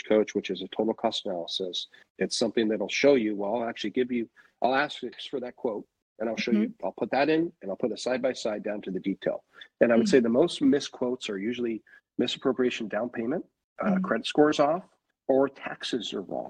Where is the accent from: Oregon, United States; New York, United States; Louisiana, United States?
Oregon, United States; Portland; also born or lived in California; now in Lake Oswego, United States; where I grew up in Southeast Portland